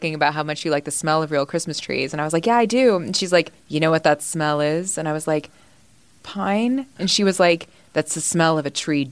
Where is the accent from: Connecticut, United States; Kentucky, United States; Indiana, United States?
Indiana, United States; I'm from Indiana